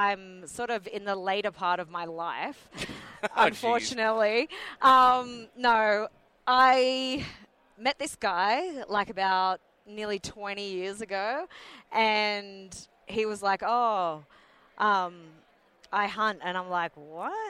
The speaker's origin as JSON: {"language": "English", "country": "Australia", "said": "I'm only just like Australian. So my dad was born in England"}